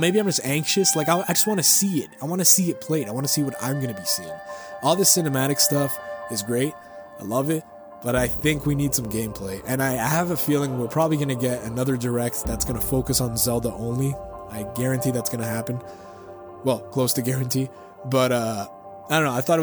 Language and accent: English; Canada; I'm a Canadian citizen